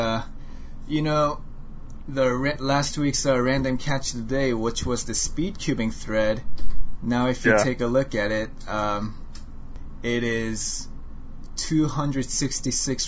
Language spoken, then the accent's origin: English; United States; accent: American; I have an accent. I have an American accent